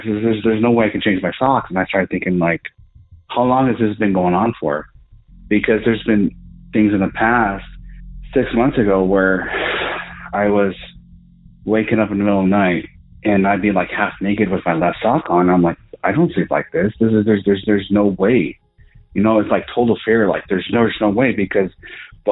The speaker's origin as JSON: {"language": "English", "region": "Southern Colorado", "country": "United States", "said": "I'm from Southern Colorado"}